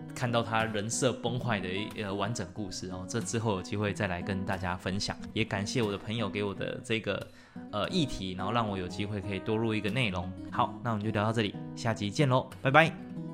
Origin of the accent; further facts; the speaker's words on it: Taiwan; 以我们台湾人平均对国外机构的认知都太低了，而英文程度也没那么好